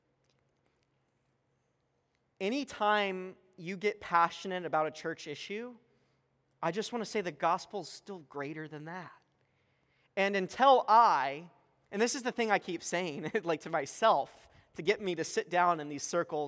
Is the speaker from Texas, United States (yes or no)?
yes; Texas, United States; moved away; I'm from Texas, we're planting a church